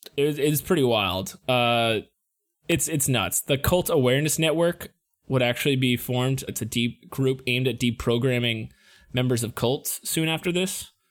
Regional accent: United States; we're from the United States

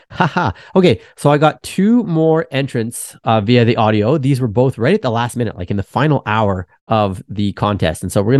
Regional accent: Canada; I'm Canadian too.

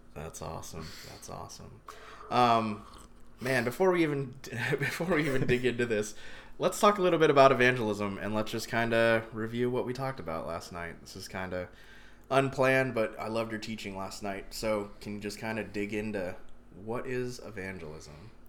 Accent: Columbia, Maryland, United States; also born or lived in Indiana; I grew up in Columbia, Maryland

